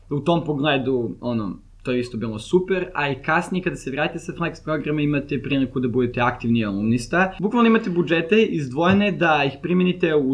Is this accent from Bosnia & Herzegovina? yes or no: no; Serbia; also born or lived in Lynnwood, Washington, United States; ja sam iz Srbije